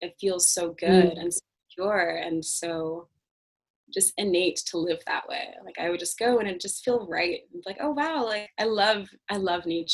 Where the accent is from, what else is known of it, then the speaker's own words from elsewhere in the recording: Toronto, Ontario, Canada; I grew up in Toronto